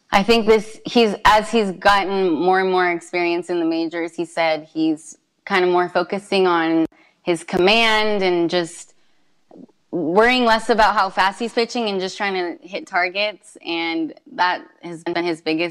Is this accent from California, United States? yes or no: yes; San Carlos, California, United States; I'm from San Carlos